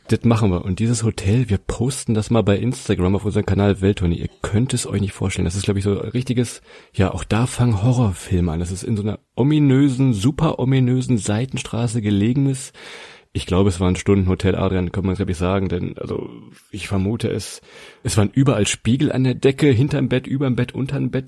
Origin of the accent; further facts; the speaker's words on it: near Hannover, Lower Saxony, Germany; wir kommen aus der Nähe von Hannover